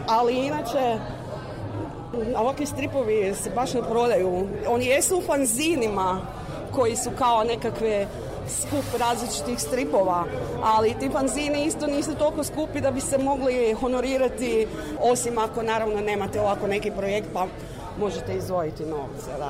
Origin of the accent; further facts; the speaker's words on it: Croatia; mi isto iz Hrvatske smo poslali mlade cure koje su studentice